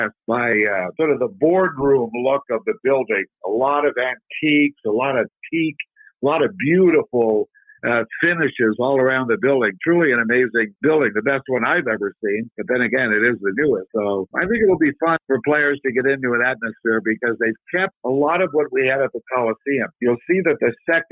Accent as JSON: {"language": "English", "town": "Ottawa", "region": "Ontario", "country": "Canada", "tie": "born or raised there", "said": "we had very good coaching in Ottawa, Canada, my hometown"}